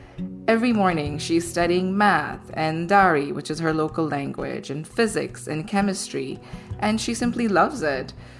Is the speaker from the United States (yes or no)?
no; Ahmedabad, Gujarat, India; moved away; my hometown, Ahmedabad, in India, where I grew up.